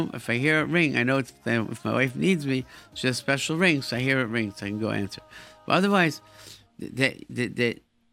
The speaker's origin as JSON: {"language": "English", "town": "Rochester", "region": "New York", "country": "United States", "tie": "born or raised there", "moved": "yes", "lives_now": "Brooklyn, United States", "said": "growing up in Rochester, where I grew up"}